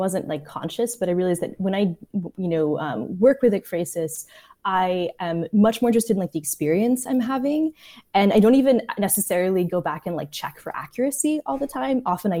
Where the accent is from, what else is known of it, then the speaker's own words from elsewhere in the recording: Prague, Czechia; I grew up in Prague in Czechia and was really impacted early on by like Czech New Wave films.